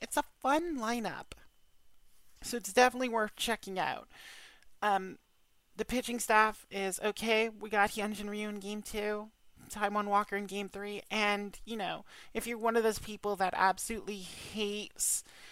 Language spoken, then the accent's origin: English; Canada; we're Canadian